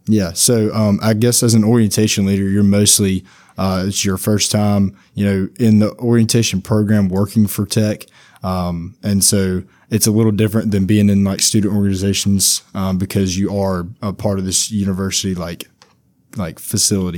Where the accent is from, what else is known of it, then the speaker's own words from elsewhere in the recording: Mangham, Louisiana, United States; also born or lived in Monroe, Louisiana; I'm from Mangum, Louisiana. Uh, right, just a little bit outside of, uh, Monroe, uh, but that, I went to high school in Monroe